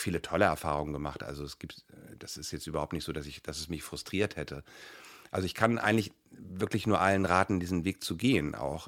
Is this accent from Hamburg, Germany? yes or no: yes; Hamburg, Germany; also born or lived in Kiel; ich bin in Hamburg geboren